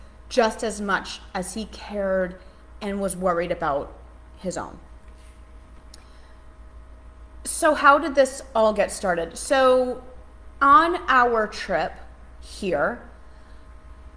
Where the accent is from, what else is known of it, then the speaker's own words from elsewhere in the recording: Massachusetts, United States; now in Charlotte, United States; I'm from Charlotte. We live in Charlotte. I'm from Massachusetts. So I'm here now